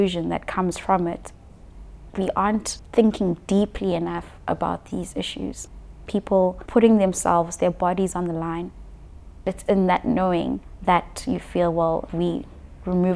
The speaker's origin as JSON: {"language": "English", "country": "South Africa", "said": "being a South African"}